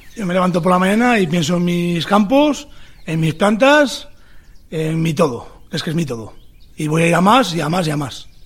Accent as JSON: {"language": "Spanish", "town": "Tudela", "region": "Navarre", "country": "Spain", "said": "de Tudela, Navarra, agricultor"}